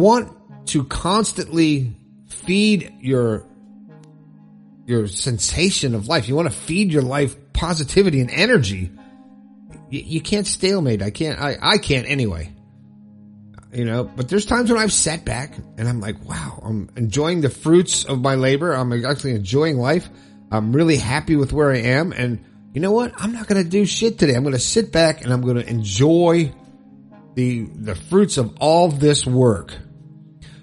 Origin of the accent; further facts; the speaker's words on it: Fort Lauderdale, Florida, United States; from my stomping grounds in Fort Lauderdale